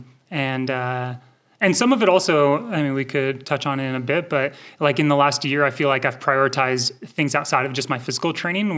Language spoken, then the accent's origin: English; Rocklin, California, United States; also born or lived in Minnesota; now in Mammoth Lakes, United States; I grew up in Rockland, which is just minutes from Auburn.